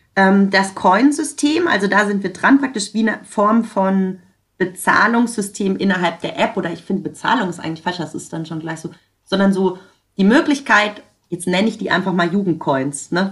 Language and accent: German; Germany; bei uns in Deutschland